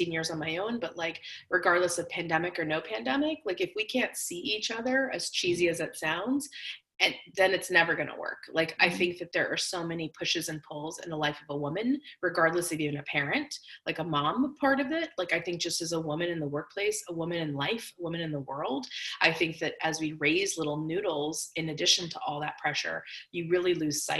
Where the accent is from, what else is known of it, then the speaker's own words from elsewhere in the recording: New Jersey, United States; now in Los Angeles, United States; I grew up in Jersey